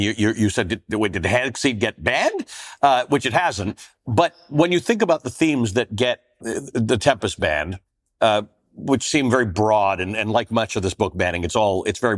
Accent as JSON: {"language": "English", "town": "Toronto", "region": "Ontario", "country": "Canada", "tie": "born or raised there", "moved": "yes", "lives_now": "United States", "said": "I grew up in Toronto"}